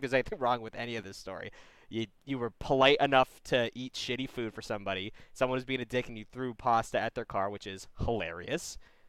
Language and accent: English; Massachusetts, United States; moved away; I'm from Massachusetts